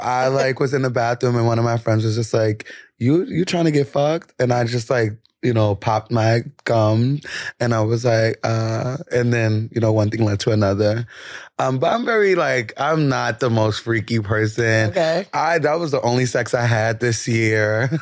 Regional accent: New York City, New York, United States; I'm from the Bronx

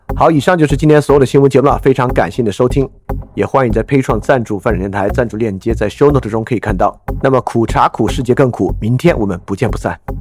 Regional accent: China; 作为一个中国人

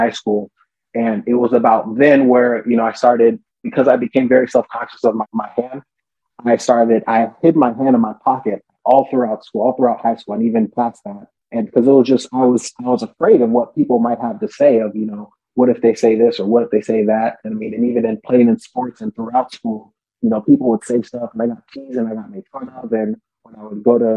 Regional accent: Southern California, United States; I was born and raised here in SoCal.

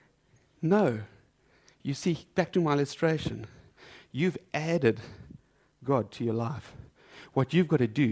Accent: South Africa; I'm South African

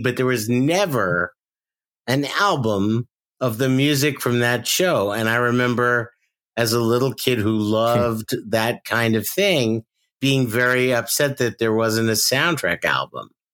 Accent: New York, United States; now in Los Angeles, United States; growing up in New York

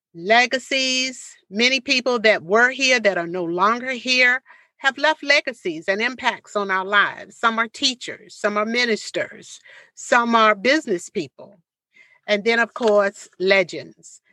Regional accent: Portsmouth, Virginia, United States; this hometown because this is where my parents raised me

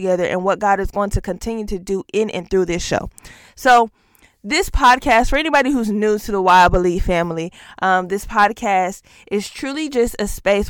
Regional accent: Augusta, Georgia, United States; now in Tulsa, United States; I grew up, I am from Augusta, Georgia. I am a Georgia girl at heart, currently residing in Tulsa, Oklahoma

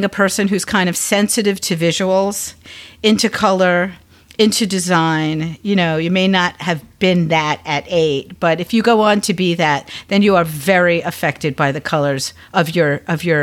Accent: Long Island, New York, United States; also born or lived in Brooklyn, New York; when I was 8, we moved from Brooklyn to Long Island, and I got my own bedroom, which I didn't have when I lived in Brooklyn

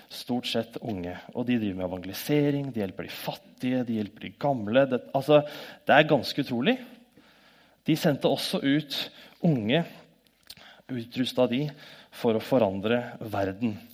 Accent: Norway; born there; så takker vi Gud for at vi er født i Norge og er så heldige.

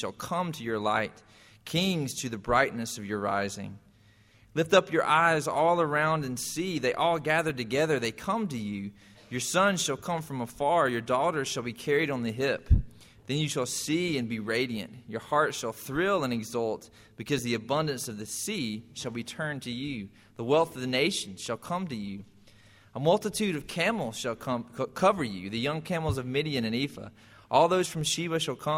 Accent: Irwin County, Georgia, United States; I grew up in Irwin County, and we had every year the Sweet Potato Festival

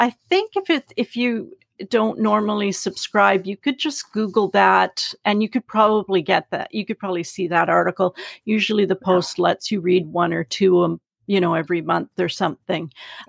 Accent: Canada; I remember learning American history, you know, and just I loved it because we always learned Canadian history from, you know, and we're such, I don't know, sort of humble, pacifistic kind of people.

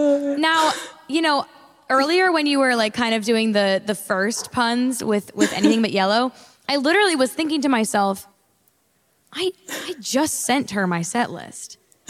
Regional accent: Charleston, South Carolina, United States; also born or lived in New York, United States; so I was born in New York, and then literally right after I was born, my family moved down here to Charleston. So I always tell people it was just enough New York to kick the Southern accent.

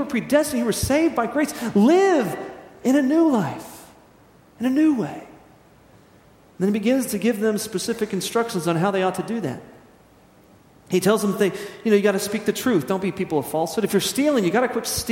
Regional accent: United States; As American Christians

